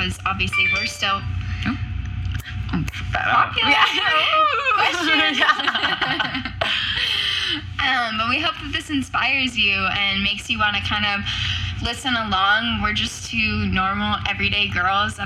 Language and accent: English; San Diego, California, United States; moved away as an adult; now in Arizona, United States; I've grown up there my entire life